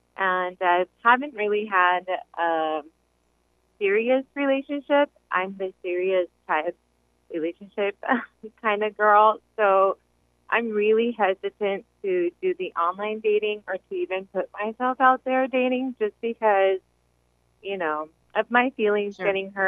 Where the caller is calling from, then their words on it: Riverside, California, United States; I'm actually calling from Riverside.